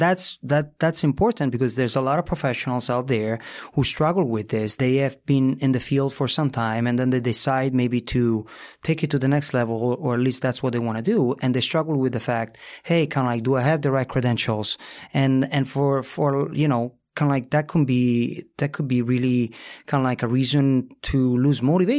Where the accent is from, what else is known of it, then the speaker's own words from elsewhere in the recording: Italy; but I can tell you where I'm from. I grew up in Italy